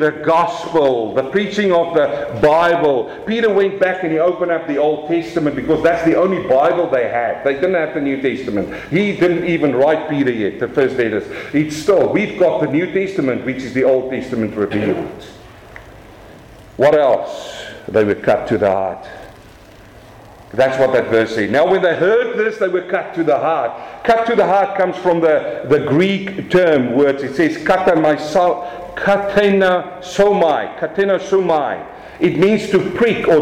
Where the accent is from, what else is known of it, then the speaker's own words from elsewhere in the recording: South Africa; accent: South African; my South African accent